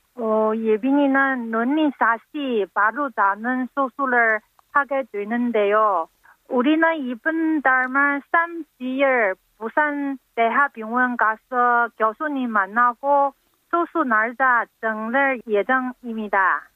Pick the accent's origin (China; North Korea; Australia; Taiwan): China; Korean is a second language; moved away as an adult; now in South Korea; 저는 또 중국 사람이 한국말 모르니까